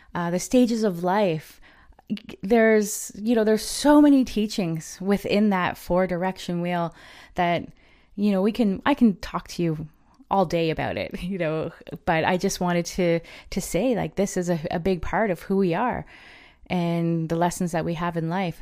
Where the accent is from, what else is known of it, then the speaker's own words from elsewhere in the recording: Ontario, Canada; I am from the Chippewas of Kettle and Stony Point First Nation.